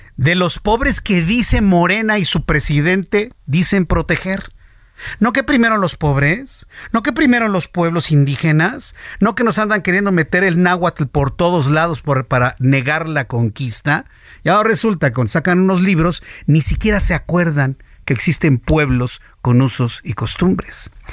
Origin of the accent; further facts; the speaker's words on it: Mexico; el producto del mestizaje que somos los mexicanos